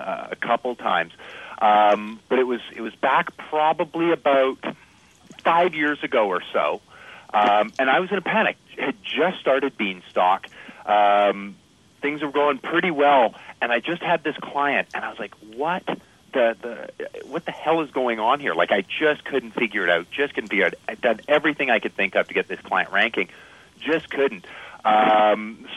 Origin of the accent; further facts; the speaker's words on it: Canada; I'm Canadian